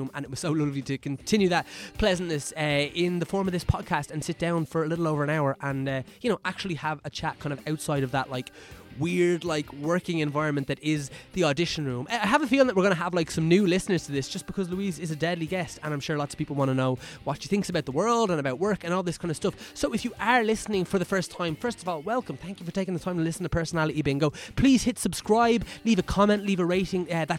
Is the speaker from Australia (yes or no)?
no; Dunboyne, Leinster, Ireland; Because I'm from Dunboyne, which is next door to Maynooth, really.